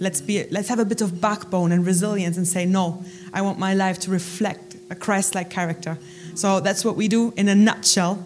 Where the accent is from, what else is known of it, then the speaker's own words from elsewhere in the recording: Germany; moved away as an adult; now in United Kingdom; I'm originally from Germany